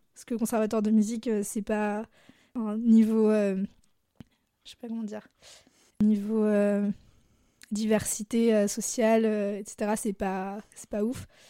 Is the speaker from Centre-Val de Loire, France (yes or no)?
yes; Blois, Centre-Val de Loire, France; moved away as an adult; also born or lived in Lyon; now in Grenoble, France; j'ai grandi à Blois, qui est une ville entre, euh, Tours et Orléans